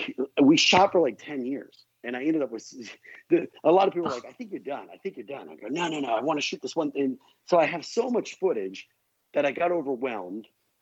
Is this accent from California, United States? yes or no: yes; Palmdale, California, United States; we're all from Palmdale. And by the time I got done, our band was really equal to half the population of Palmdale.